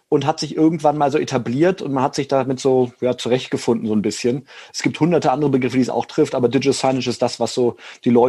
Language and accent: German; Rhineland, Germany; ich bin Rheinländer, da fällt mir das drei Sätze immer wenig reden, sehr schwierig.